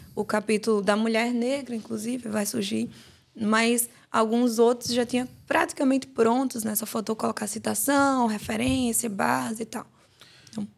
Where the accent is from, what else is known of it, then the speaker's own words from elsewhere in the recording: João Pessoa, Paraíba, Brazil; now in São Paulo, Brazil; Eu sou de João Pessoa, estou morando agora em São Paulo, mas eu sou de João Pessoa